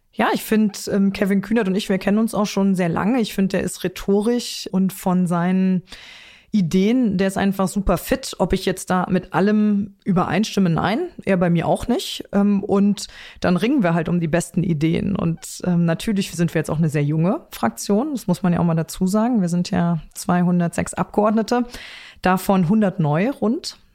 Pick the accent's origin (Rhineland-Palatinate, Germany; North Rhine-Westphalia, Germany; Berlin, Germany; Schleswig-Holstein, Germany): Rhineland-Palatinate, Germany; Trier; in meiner Heimat